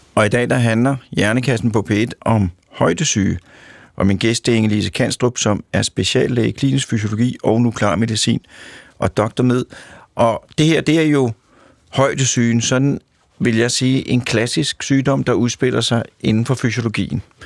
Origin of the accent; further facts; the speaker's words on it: Denmark; Jeg kommer fra Danmark. Jeg er opdraget til at forholde mig til vand, kviksand, hestehuller